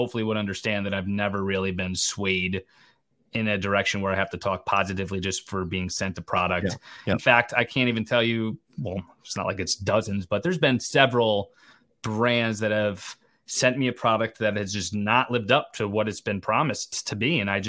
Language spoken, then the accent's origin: English; Connecticut, United States; Not Canadian, Connecticut.